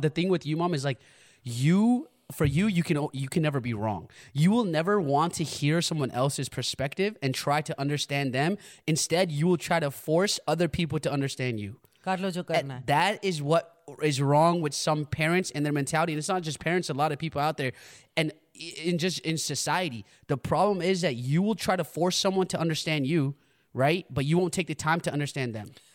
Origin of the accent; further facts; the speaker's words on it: United States; I grew up in America